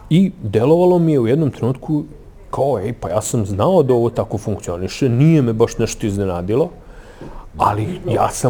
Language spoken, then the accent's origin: Croatian; Kraljevo, Raška District, Serbia; opstanak pozorištu u mom rodnom gradu